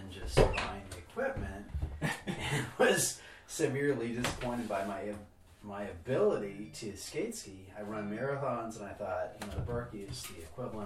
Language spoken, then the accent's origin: English; Wisconsin, United States; I grew up in Wisconsin